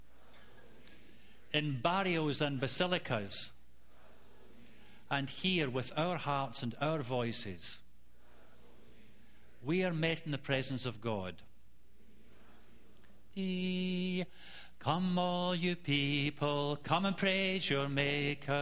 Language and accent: English; Scotland, United Kingdom; I come from Scotland